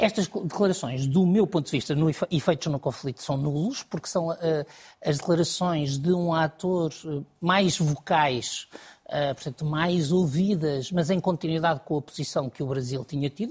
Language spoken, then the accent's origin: Portuguese; Portugal; a nós portugueses, a mim como português